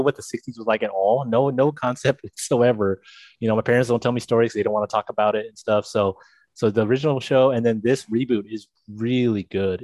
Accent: Monterey Park, California, United States; I grew up in Monterey Park in Alhambra

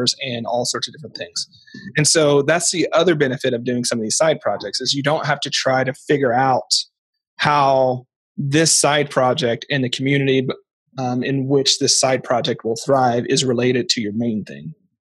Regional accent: Portland, United States; I'm from Portland

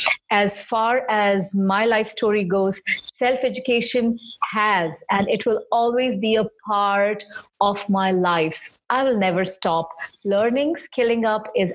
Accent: Mumbai, Maharashtra, India; I'm from Bombay in India

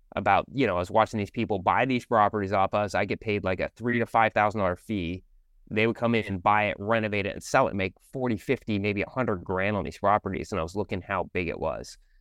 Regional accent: Sammamish, Washington, United States; I actually grew up in a city called Sammamish

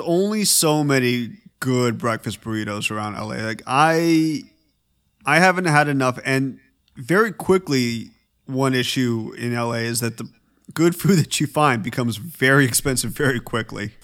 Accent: Petaluma, California, United States; now in Los Angeles, United States; my hometown, Petaluma

